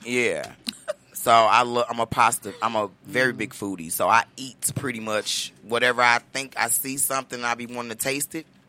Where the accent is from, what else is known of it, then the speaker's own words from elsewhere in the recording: Chicago, Illinois, United States; moved away; I'm originally from Chicago, Illinois